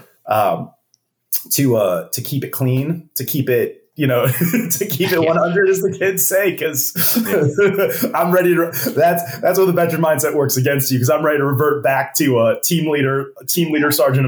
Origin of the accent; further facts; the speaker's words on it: Chicago, Illinois, United States; moved away; I grew up in Chicago